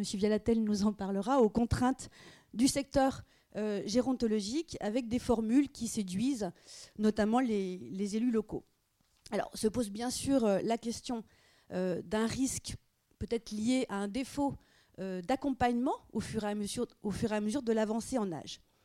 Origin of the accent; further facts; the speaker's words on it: France; chez nous en France